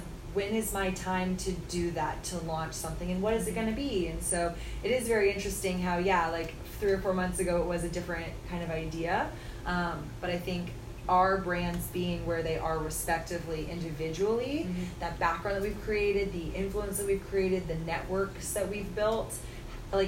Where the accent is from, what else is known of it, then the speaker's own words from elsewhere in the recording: Austin, Texas, United States; my home state of Texas. I get to do it in my home city of Austin